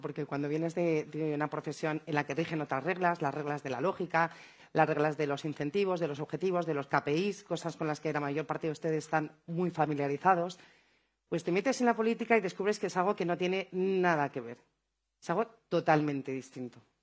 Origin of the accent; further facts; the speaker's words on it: Madrid, Community of Madrid, Spain; Así somos los madrileños